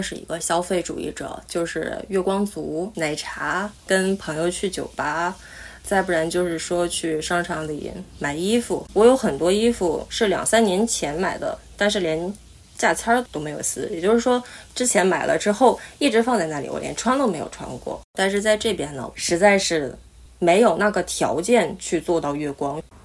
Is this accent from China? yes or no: yes; Liaoning, China; moved away as an adult; now in Kobe, Japan; 我是辽宁人，现在在日本神户读本科，正在准备考研